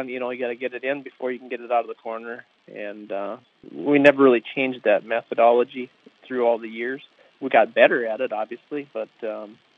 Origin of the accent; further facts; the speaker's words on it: Alexandria, Minnesota, United States; I grew up in the Alexandria area